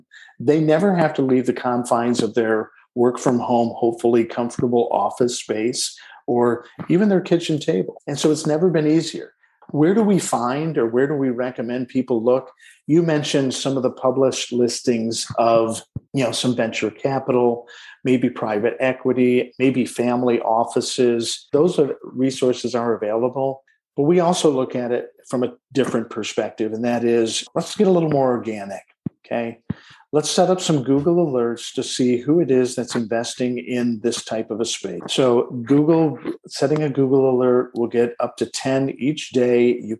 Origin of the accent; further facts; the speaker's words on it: Detroit, Michigan, United States; born there; I was born in Detroit, Michigan, in the shadow of a Ford manufacturing plant's smokestack, as my mother likes to say.